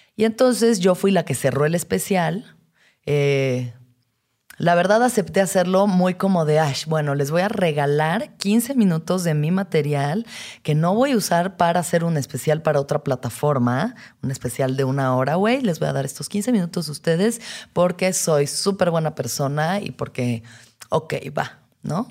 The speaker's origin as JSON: {"language": "Spanish", "country": "Mexico", "said": "las expectativas como mujer mexicana"}